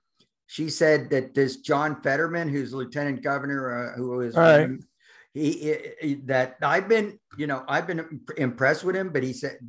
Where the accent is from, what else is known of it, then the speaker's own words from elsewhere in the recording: Western Pennsylvania, United States; So I grew up in Western Pennsylvania, so I am familiar with Braddock and North Braddock.